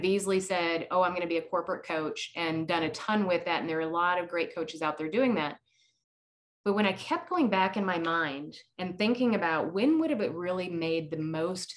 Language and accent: English; Iowa, United States; growing up in Iowa